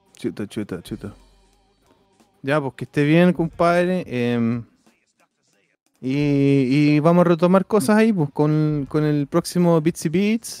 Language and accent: Spanish; Chile; moved away; Voy a decirles cómo no me van a dejar entrar a mi país